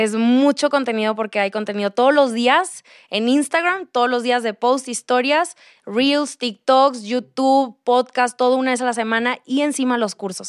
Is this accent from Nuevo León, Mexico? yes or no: yes; Monterrey, Nuevo León, Mexico; moved away as an adult; now in Mexico City, Mexico; soy de Monterrey y me vine a vivir a Ciudad de México como hace un año y medio